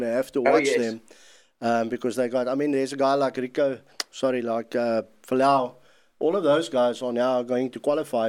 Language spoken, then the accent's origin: English; South Africa; as a South African